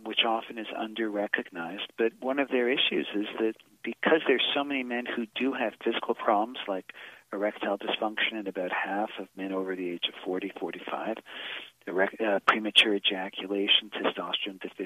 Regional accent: Boston, Massachusetts, United States; I'm from Boston

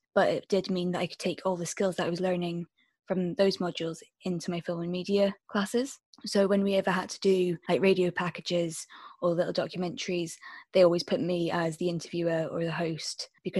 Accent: Elgin, Scotland, United Kingdom; moved away as an adult; also born or lived in Edinburgh, Scotland; now in Stirling, United Kingdom; I live in Stirling in Scotland. I'm originally from Elgin, which is near the Highlands, so it's in like the northeast of Scotland anyway.

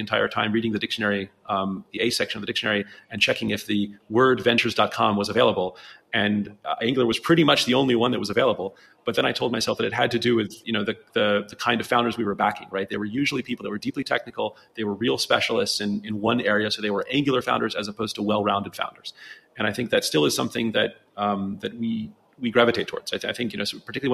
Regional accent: United States; moved away as an adult; also born or lived in London; as an American

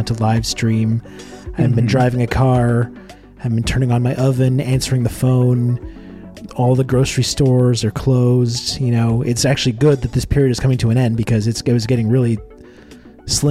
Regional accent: Canada; as a Canadian

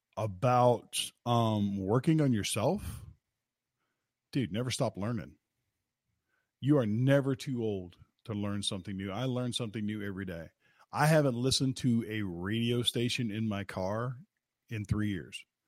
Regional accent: West Virginia, United States; I'm from West Virginia

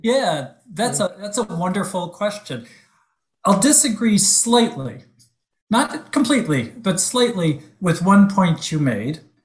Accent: Detroit, Michigan, United States; moved away; I was born and raised in Detroit

